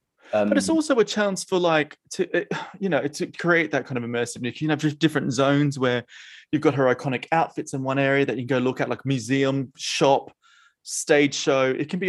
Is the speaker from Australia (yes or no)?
yes; Australia; now in United Kingdom; as an Australian, I really feel for my home folk